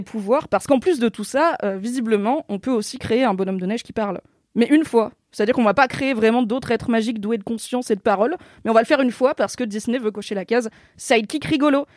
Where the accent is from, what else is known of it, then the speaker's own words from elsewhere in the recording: Alsace, Grand Est, France; accent: Alsatian; J'ai le droit de faire l'accent alsacien, je suis alsacienne